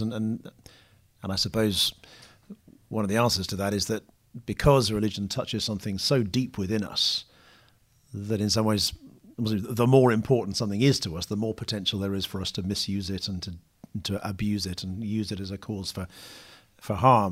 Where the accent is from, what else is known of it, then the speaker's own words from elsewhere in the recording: United Kingdom; now in London, United Kingdom; I'm British or, you know, live in London